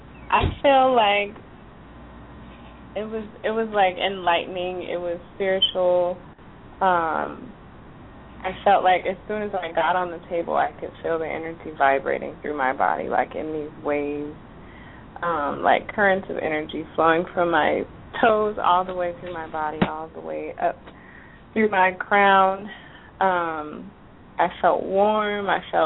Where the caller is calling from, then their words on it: Houston, Texas, United States; I'm calling from Houston.